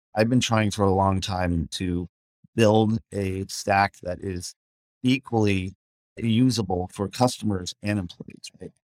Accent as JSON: {"language": "English", "town": "Scottsdale", "region": "Arizona", "country": "United States", "tie": "born or raised there", "also_born_or_lived": "New York", "moved": "yes", "lives_now": "Los Angeles, United States", "said": "I grew up in Scottsdale"}